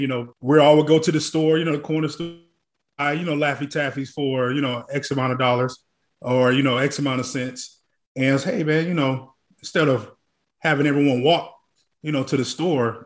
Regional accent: Tulsa, Oklahoma, United States; now in Dallas, United States; growing up in Tulsa, Oklahoma

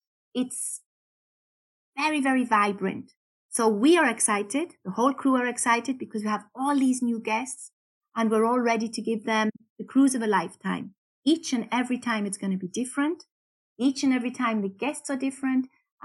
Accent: Newcastle, North East England, United Kingdom; accent: Geordie; moved away as an adult; now in Austria; Well, actually, I'm from the UK, from Newcastle. I have lost my Geordie accent somewhat.

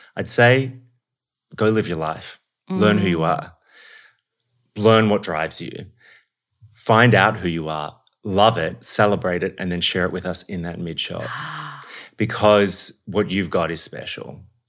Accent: Australia; oh, my God, you're Aussie. I love it. And then when they find out I'm also Irish, they just lose it

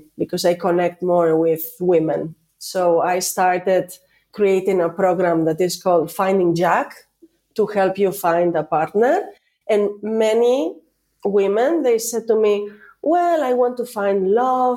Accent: Spain; accent: Spanish; English is a second language; now in Greece; I'm Spanish from Spain. I am the European side of the family, of the group. But I'm located in Greece

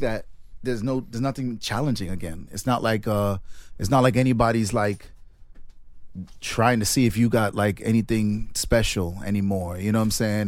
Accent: Jamaica; I'm from Jamaica

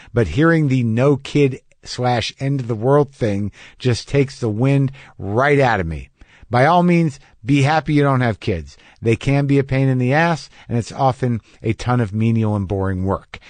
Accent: Albuquerque, New Mexico, United States; moved away; also born or lived in New Jersey; a friend of mine who I grew up with in Albuquerque, New Mexico

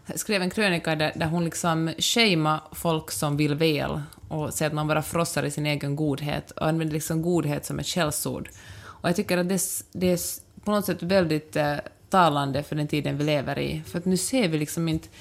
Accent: Helsinki, Uusimaa, Finland; jag kommer från Helsingfors

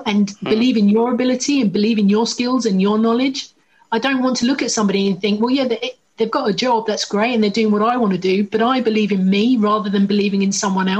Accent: Essex, East of England, United Kingdom; I'm from Essex. Big up Essex.

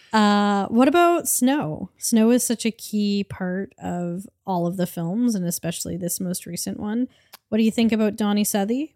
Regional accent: Canada; I'm Canadian

